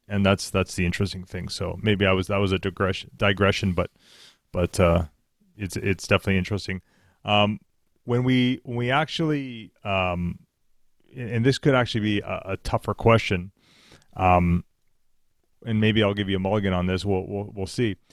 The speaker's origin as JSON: {"language": "English", "country": "Canada", "said": "we're Canadian"}